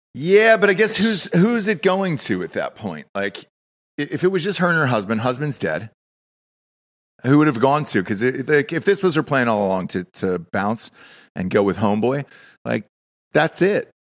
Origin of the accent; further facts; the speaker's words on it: Georgia, United States; I'm from Georgia